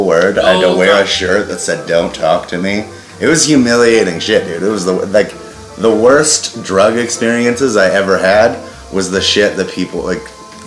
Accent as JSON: {"language": "English", "town": "Colorado Springs", "region": "Colorado", "country": "United States", "tie": "born or raised there", "also_born_or_lived": "Boulder", "said": "I grew up in Colorado Springs"}